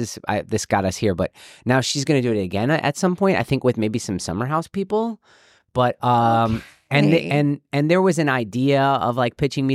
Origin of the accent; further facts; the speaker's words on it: Illinois, United States; I'm from Illinois. I'm from actually north of Chicago